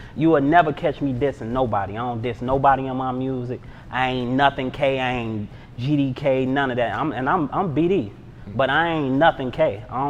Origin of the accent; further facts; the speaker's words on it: Chicago, Illinois, United States; You know, I come from Stateway Gardens. You know what I'm saying? It was a good environment. Then Robert Taylor's, I spent time in Robert Taylor's too.